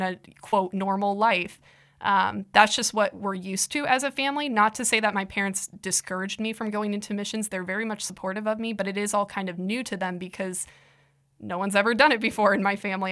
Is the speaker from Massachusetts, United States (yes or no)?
no; Iowa, United States; I'm from Iowa